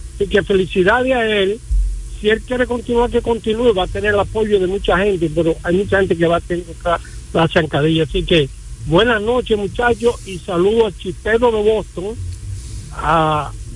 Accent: Dominican Republic; así somos dominicanos

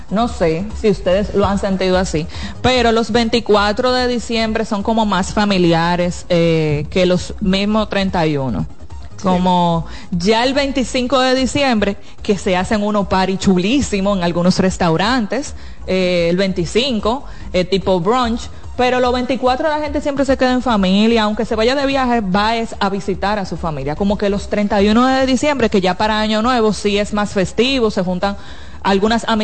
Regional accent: Independencia, Dominican Republic; Eric, pero yo vengo de Independencia.

